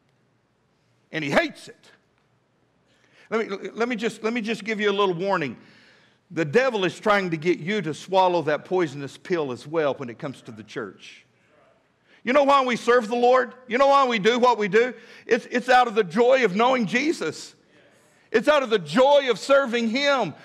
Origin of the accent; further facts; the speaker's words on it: Midland, Texas, United States; now in Fort Smith, United States; when I was a boy growing up in Midland, Texas